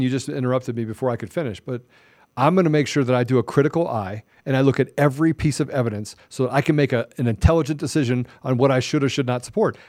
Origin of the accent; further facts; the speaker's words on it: United States; I'm an American